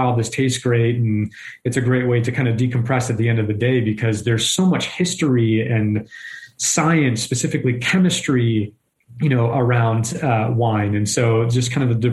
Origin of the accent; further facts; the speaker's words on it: Southern Maine, United States; moved away as an adult; now in California, United States; I was born and raised in New England, in the beautiful state of Maine. I spent the first 22 years of my life in Southern